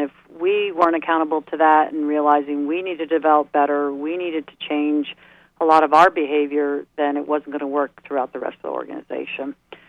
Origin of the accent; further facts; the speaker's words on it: East Coast, United States; I'm sorry, I'm from the East Coast.